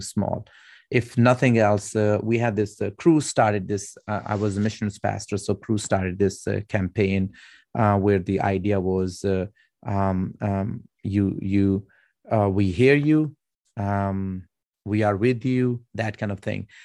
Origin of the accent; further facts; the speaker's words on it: Pakistan; I'm Pakistani